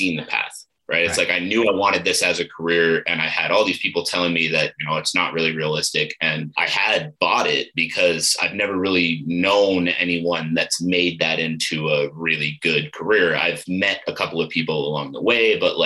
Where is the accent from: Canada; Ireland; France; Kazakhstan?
Canada; Ottawa, Ontario; moved away as an adult; also born or lived in Eastern Townships, Quebec; now in Calgary, Canada; I grew up in Ottawa